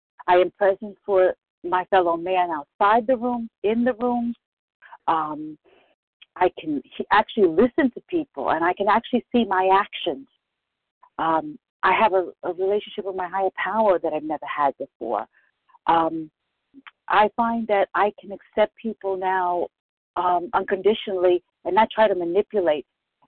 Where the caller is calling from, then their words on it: Bronx, New York, United States; from the Bronx.